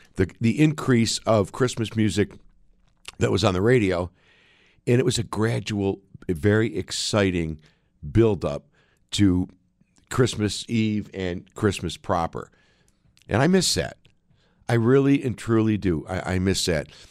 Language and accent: English; United States